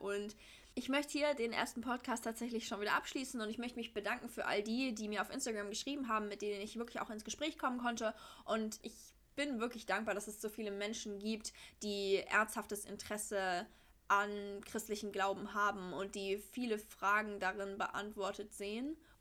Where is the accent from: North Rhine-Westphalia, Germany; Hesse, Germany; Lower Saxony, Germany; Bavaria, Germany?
Hesse, Germany; Frankfurt area; born or raised there; also born or lived in Swabia